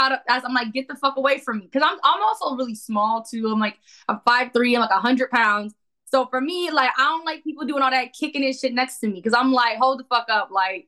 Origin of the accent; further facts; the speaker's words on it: New York, United States; I'm from New York. I'm ready to punch you in your fucking face.